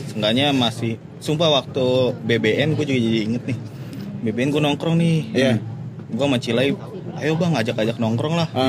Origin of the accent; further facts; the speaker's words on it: Jakarta, Indonesia; kagak gue Betawi pure masalahnya oh iya